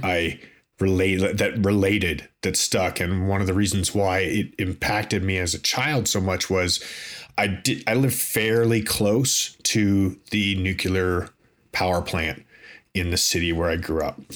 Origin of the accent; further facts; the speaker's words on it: Toronto, Ontario, Canada; I grew up in Toronto, in Canada